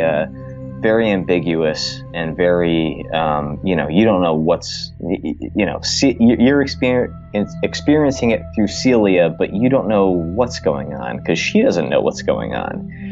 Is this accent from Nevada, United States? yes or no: no; Trumbull, Connecticut, United States; I grew up in Trumbull, Connecticut